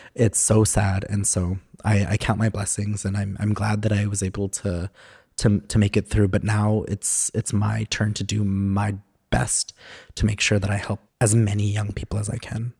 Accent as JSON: {"language": "English", "town": "Edmonton", "region": "Alberta", "country": "Canada", "tie": "born or raised there", "also_born_or_lived": "Sherwood Park / Enoch Cree Nation / Alexis Nakota Sioux Nation / Paul First Nation", "said": "I grew up in Edmonton and then just, like, a little bit in Sherwood Park"}